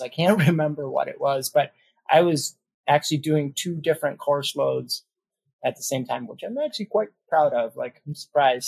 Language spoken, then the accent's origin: English; Detroit, Michigan, United States; now in Sheboygan County, United States; I'm from Detroit. I live out in Sheboygan County, Wisconsin